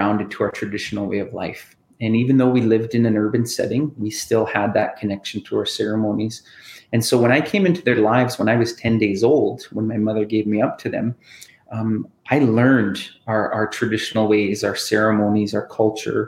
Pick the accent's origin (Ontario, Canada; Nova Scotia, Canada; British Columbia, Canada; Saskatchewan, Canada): Saskatchewan, Canada; Saskatoon; also born or lived in Thunderchild First Nation; since I was a child, like growing up in Saskatoon